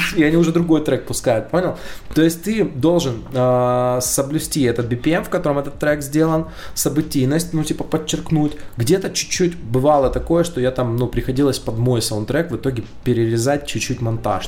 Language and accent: Russian; Ukraine; я украинец